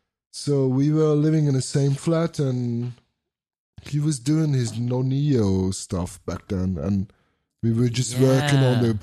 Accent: Vienna, Austria; We're both from Vienna

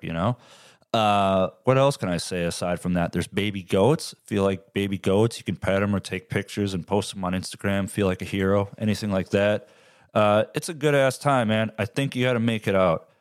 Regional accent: Midwest, United States; I'm from the Midwest.

